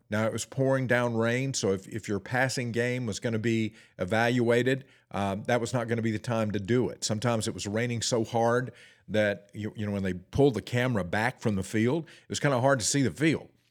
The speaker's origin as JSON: {"language": "English", "town": "Forest City", "region": "North Carolina", "country": "United States", "tie": "born or raised there", "also_born_or_lived": "Ellenboro, North Carolina", "said": "my hometown, uh, Forest City, North Carolina, I was actually born in Ellenboro, North Carolina, but the closest town where when we went to town, we either went to Shelby or we went to Forest City. That's where I went to high school."}